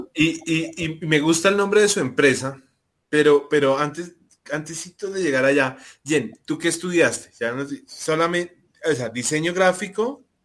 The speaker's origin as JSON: {"language": "Spanish", "town": "Soacha", "region": "Cundinamarca", "country": "Colombia", "said": "venimos del mismo pueblo en Colombia, que es al, al, sureste de la capital"}